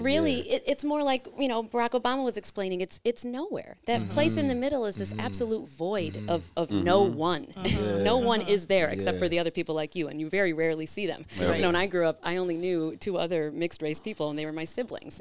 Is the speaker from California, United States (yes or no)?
no; Rochester, New York, United States; I grew up here in Rochester, in the suburbs